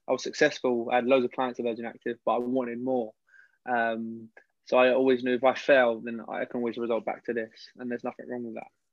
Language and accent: English; London, United Kingdom; I originally, I come from West London.